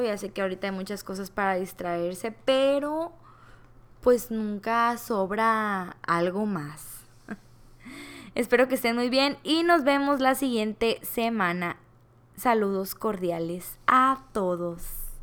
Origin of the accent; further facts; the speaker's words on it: Culiacán, Sinaloa, Mexico; soy originaria de Culiacán, Sinaloa